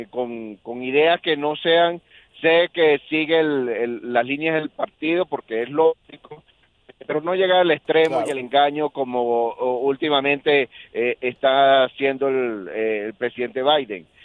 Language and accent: Spanish; Trujillo, Venezuela; moved away as an adult; also born or lived in Caracas, Venezuela; now in United States; Originalmente del estado Trujillo, pero viví en Caracas como 20 años antes de salir de Venezuela.